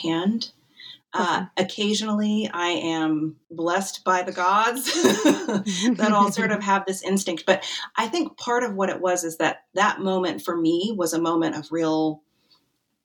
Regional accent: Wyoming, United States; now in Mercersburg, United States; I grew up in Wyoming

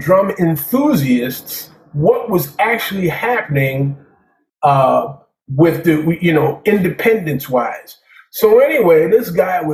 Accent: New York City, New York, United States; I'm coming from Staten Island to Brooklyn

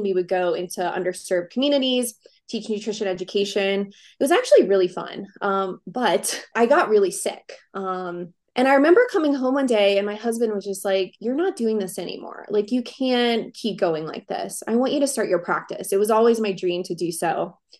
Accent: Covington, Louisiana, United States; moved away as an adult; also born or lived in New Orleans, Louisiana / Baton Rouge, Louisiana / Austin, Texas; now in Steamboat Springs, United States; I am from Covington, Louisiana.

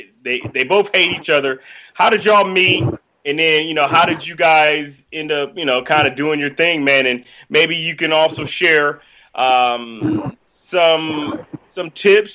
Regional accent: Cleveland Heights, Ohio, United States; I'm from Cleveland Heights.

